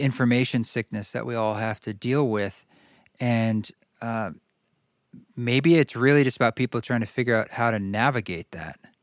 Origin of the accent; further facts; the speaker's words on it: Salem, Oregon, United States; my town was Salem, Oregon